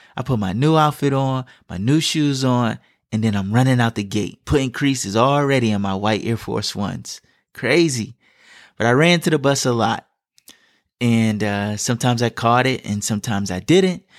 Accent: Atlanta, Georgia, United States; moved away; my time growing up in Atlanta

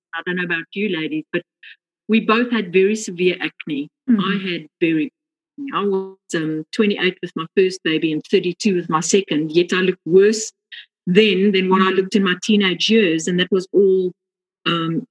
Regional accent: South Africa; accent: South African; moved away; I'm originally from South Africa. You might pick that up accent. So I was born in Africa.

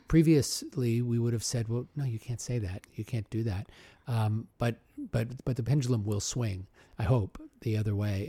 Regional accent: Omaha, Nebraska, United States; I grew up in Omaha, so fellow Midwesterner

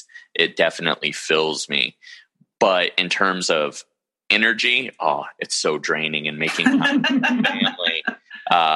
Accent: Modesto, California, United States; also born or lived in San Luis Obispo, California; Born and raised in Modesto, California, and still in Modesto, California

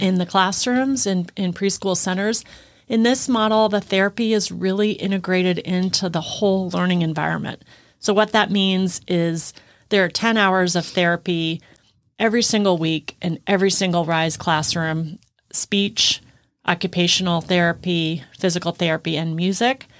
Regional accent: Midwest, United States; moved away as an adult; also born or lived in East Coast; now in Texas, United States; I grew up in the Midwest

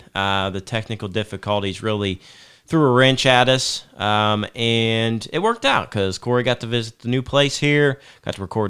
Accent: United States; I was fortunate enough growing up in Fayette County.

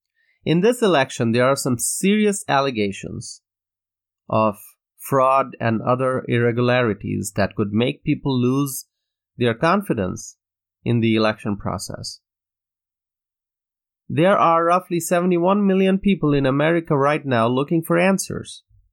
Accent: Wisconsin, United States; In my home state of Wisconsin, for those who do not know, 2016 was the first time in over three decades that a GOP presidential candidate won the state.

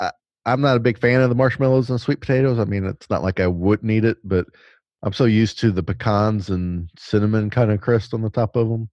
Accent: the South, United States; I'm basically from the South

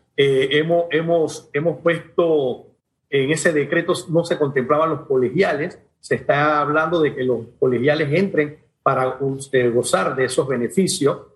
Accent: Panama; como panameños

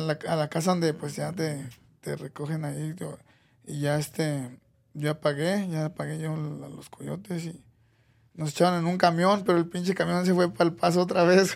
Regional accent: Mexico City, Mexico; moved away as an adult; also born or lived in Clovis, New Mexico; now in United States; yo soy de la Ciudad de México, nací ahí, del, de Iztapalapa, este, ahí me, me crié hasta los 24 años por ahí.

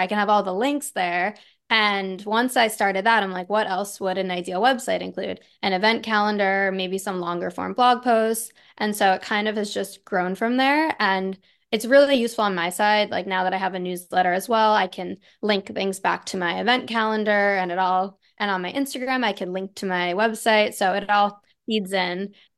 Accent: Long Island, New York, United States; now in Manhattan, New York, United States; I grew up in Long Island

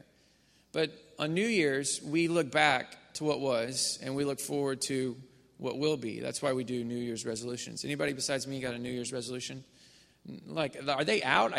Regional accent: Missouri, United States; now in Houston, United States; my parents' church, the church that I grew up in Missouri.

